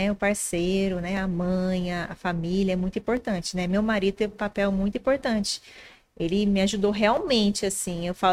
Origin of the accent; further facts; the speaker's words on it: Minas Gerais, Brazil; also born or lived in São Carlos; Paulista criada em Minas Gerais.